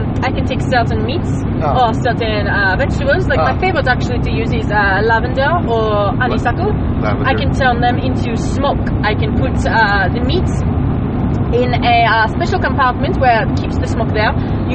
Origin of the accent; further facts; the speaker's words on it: New Jersey, United States; No, I'm from New Jersey.